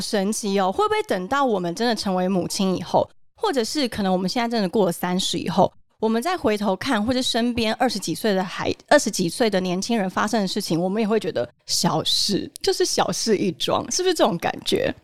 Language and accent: Chinese; Taoyuan, Taiwan; 我们家从小住眷村，嗯哼。然后我们家在桃园中真那边，每个的小时候住在那边